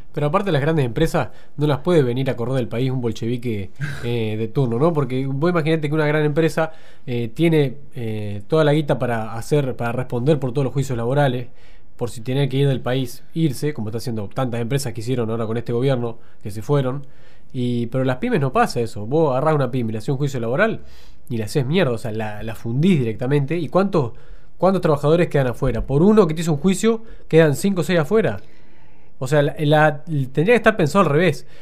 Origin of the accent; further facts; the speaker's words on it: Argentina; nosotros como argentinos